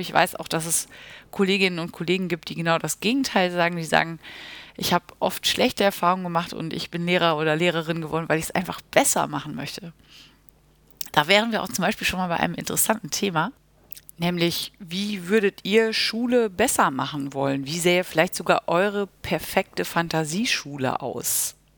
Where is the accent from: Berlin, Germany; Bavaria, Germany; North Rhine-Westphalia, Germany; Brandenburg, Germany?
North Rhine-Westphalia, Germany; Münster; Ich komme aus Münster und bin auch dort zur Grundschule gegangen